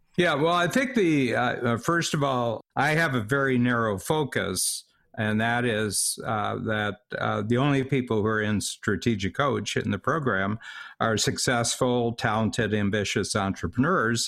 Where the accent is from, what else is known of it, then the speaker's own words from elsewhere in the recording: United States; now in Toronto, Canada; I'm an American. I live in Canada